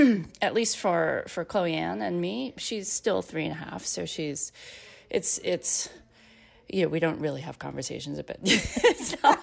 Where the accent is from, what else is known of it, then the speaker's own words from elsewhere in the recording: South Korea; born there; my ethnic heritage is Korean, because I was born in Korea, but I was actually also adopted into a very white family.